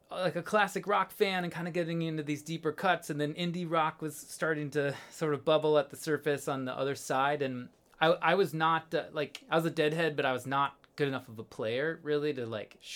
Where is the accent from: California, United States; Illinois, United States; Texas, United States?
Illinois, United States; uh just outside of chicago